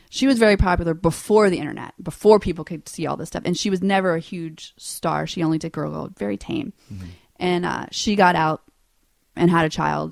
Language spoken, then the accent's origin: English; Louisiana, United States; I grew up in Louisiana with no money